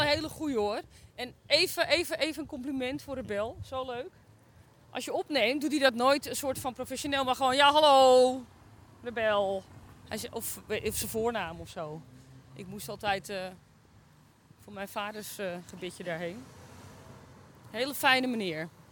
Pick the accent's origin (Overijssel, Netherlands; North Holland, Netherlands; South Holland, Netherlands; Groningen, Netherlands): North Holland, Netherlands; Zaandam; wij komen uit Zaandam